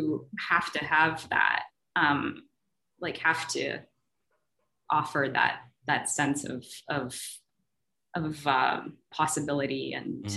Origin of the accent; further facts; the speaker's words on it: Zimbabwe; I grew up in Zimbabwe